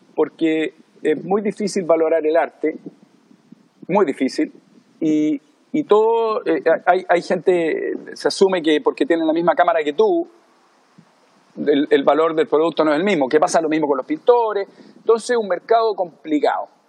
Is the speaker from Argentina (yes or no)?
no; Chile; moved away as an adult; also born or lived in Miami / Los Angeles / South Africa / Europe; now in Maui, United States; Yo me fui de Chile por ahí por el 90 y creo que el 93 o 94.